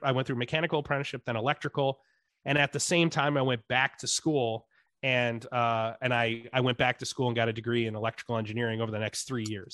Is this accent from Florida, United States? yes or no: no; upstate New York, United States; also born or lived in Dallas, Texas; I grew up in upstate New York, in an adopted family in, in what is now today called the Rust Belt